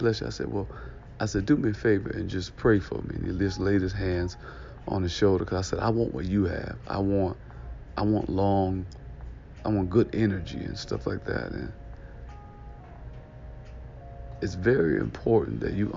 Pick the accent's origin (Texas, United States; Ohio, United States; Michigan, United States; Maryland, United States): Michigan, United States; Detroit; ask me what city I was from, and I told him I was from Detroit